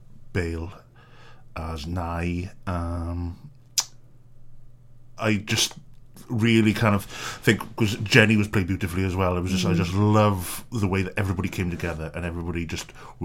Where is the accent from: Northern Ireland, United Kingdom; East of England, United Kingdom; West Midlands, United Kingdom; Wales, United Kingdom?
Wales, United Kingdom; St Davids; also born or lived in Haverfordwest; Brought up Aberaidhi Porthgain area, which a lot of people know, especially Porthgain.